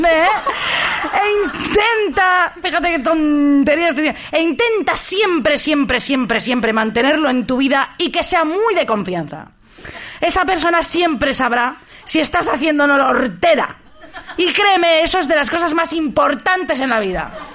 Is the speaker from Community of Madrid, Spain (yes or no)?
yes; Madrid, Community of Madrid, Spain; soy de Madrid yo